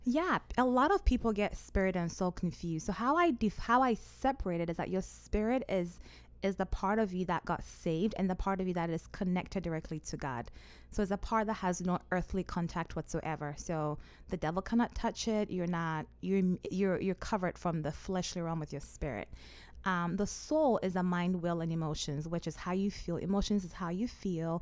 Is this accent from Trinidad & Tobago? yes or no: no; Ghana; now in Omaha, United States; I'm originally from Ghana, and my parents still live in Ghana.